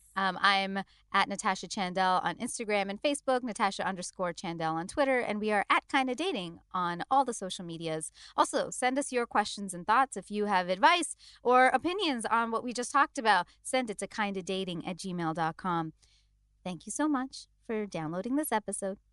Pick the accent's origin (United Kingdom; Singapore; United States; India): India; as an Indian